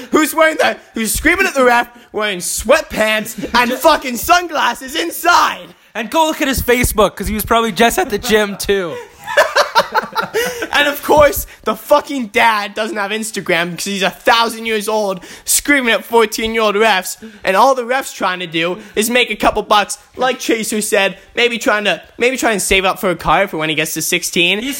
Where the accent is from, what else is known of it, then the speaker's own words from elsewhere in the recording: Vancouver, British Columbia, Canada; I'm from Vancouver